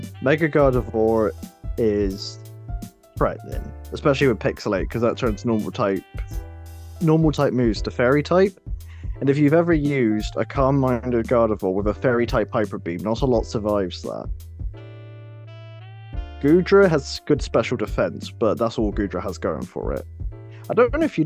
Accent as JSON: {"language": "English", "country": "United Kingdom", "said": "we're British"}